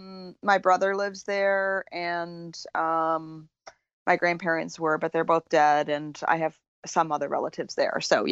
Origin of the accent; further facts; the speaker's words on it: near Augusta, Maine, United States; also born or lived in Buffalo, New York / Virginia; now in Central Virginia, United States; Originally from Maine.